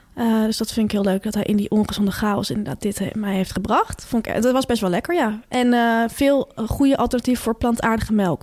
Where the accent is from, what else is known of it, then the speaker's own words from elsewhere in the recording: Delft, South Holland, Netherlands; ik kom uit Delft